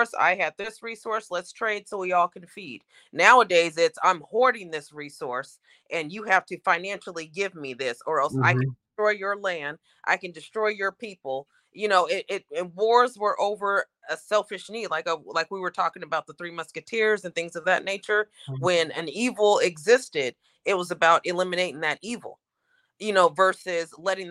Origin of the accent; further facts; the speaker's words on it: Oregon, United States; I'm from Oregon